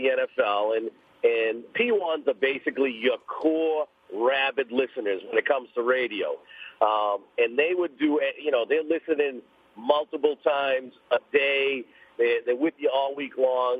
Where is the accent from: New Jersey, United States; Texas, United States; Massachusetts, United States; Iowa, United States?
Massachusetts, United States; Boston; I grew up in East Boston. I'm an inner city kid